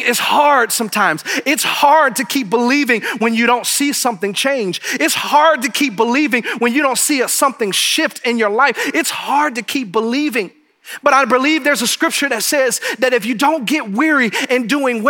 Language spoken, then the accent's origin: English; Detroit, Michigan, United States; now in New Braunfels, United States; I'm from Detroit